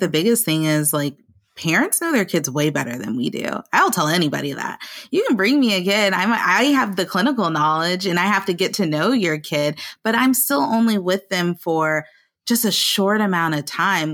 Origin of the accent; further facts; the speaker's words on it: the South, United States; accent: African-American English; I am a proud African-American English user in my personal life, um, and I grew up in the South